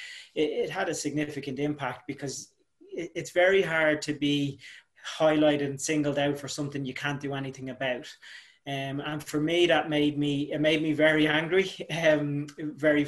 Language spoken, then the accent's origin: English; Dublin, Leinster, Ireland; growing up in Finglas, looking the way I look, I had a father who was Asian